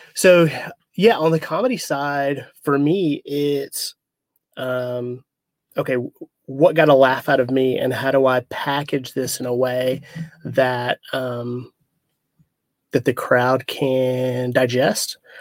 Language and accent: English; Arkansas, United States; I'm originally from Arkansas